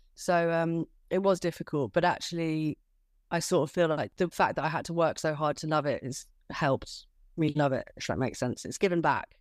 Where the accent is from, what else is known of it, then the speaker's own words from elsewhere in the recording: Kent, South East England, United Kingdom; moved away as an adult; also born or lived in London; now in Margate, United Kingdom; I'm originally from Kent. So, I moved to London when I was eighteen